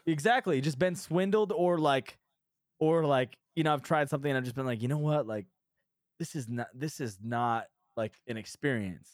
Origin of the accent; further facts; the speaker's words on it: New Hampshire, United States; moved away; I'm from New Hampshire